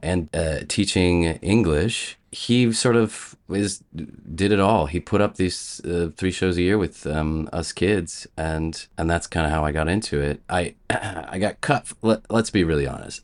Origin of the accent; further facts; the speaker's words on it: Columbus, Ohio, United States; moved away as an adult; also born or lived in Chicago; I grew up in Columbus, and I went to a, an all-boys Catholic prep school